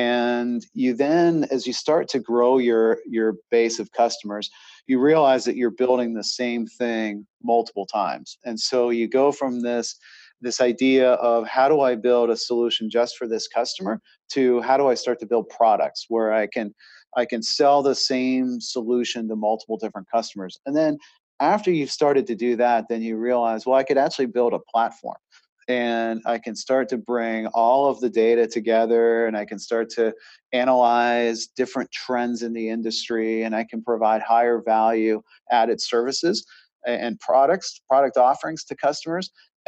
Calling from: Charlotte, North Carolina, United States

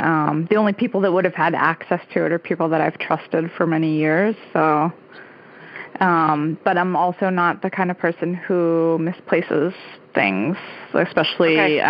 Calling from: Hoboken, New Jersey, United States; I'm calling from Hoboken, New Jersey.

